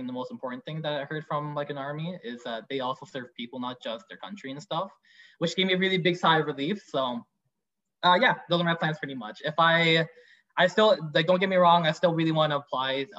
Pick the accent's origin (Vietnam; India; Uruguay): Vietnam; now in Canada; I'm from Vietnam